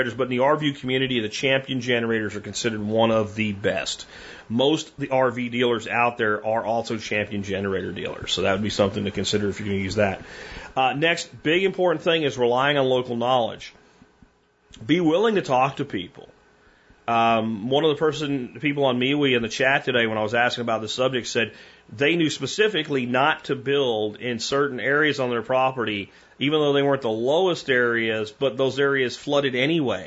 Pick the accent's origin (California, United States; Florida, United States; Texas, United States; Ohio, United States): Texas, United States; Dallas; we're from the Dallas-Fort Worth area